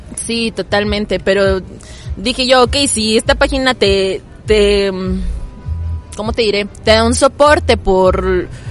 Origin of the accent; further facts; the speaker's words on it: Tuxtla Gutiérrez, Chiapas, Mexico; soy de Tuxtla, allá vivo desde que nací